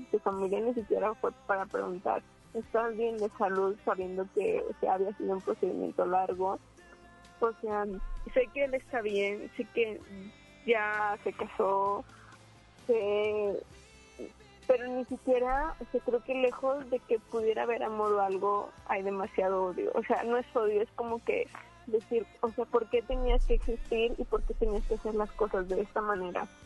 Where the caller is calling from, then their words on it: Monterrey, Nuevo León, Mexico; De Monterrey.